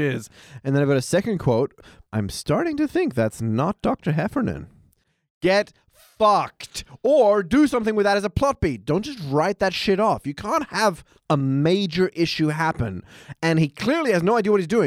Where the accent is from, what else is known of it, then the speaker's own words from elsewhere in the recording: Australia; as an Australian